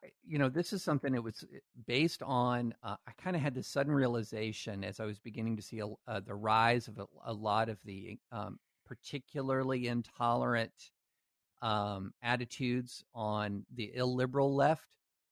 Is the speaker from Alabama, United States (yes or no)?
yes; Alabama, United States; born there; also born or lived in Louisiana / Tennessee / Kentucky; I was born in Alabama, lived in Louisiana, Tennessee, and Kentucky.